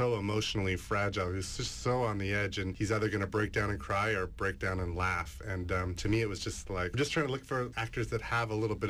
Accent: North Vancouver, British Columbia, Canada; When I was in high school, I grew up in North Vancouver

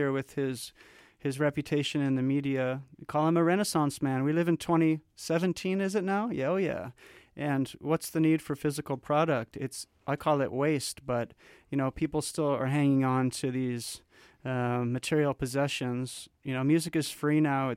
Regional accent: Canada; I was born in Canada

